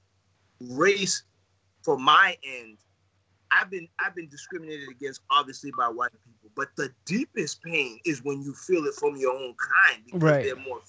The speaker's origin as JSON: {"language": "English", "town": "Waltham", "region": "Massachusetts", "country": "United States", "tie": "born or raised there", "also_born_or_lived": "Zimbabwe", "said": "I grew up in Waltham"}